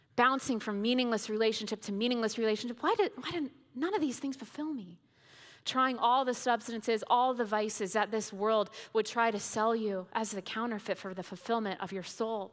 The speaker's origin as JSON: {"language": "English", "region": "Indiana", "country": "United States", "tie": "born or raised there", "moved": "yes", "said": "I grew up in Indiana"}